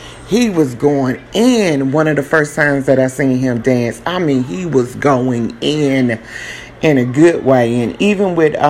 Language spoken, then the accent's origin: English; South Carolina, United States; now in Texas, United States; I'm from South Carolina. South Carolina is hot, especially during the summertime. Move to Texas